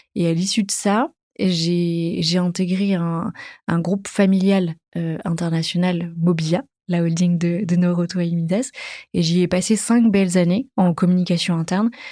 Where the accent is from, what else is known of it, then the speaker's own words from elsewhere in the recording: Dijon, Bourgogne-Franche-Comté, France; moved away as an adult; j'ai grandi à Dijon, en Bourgogne, jusqu'à l'âge de, de, 20 ans